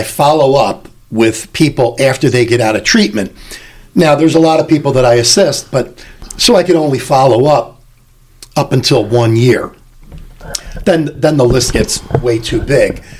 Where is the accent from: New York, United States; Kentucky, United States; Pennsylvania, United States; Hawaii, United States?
Pennsylvania, United States; Philadelphia; I started paying union dues 43 years ago when I was 16, in growing up in Philadelphia